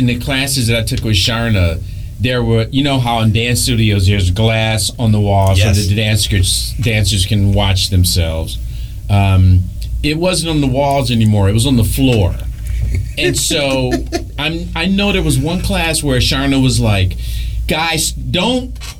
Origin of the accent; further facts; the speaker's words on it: Detroit, Michigan, United States; But I came from Detroit, so it wasn't that... I was. This is how bad I wanted it.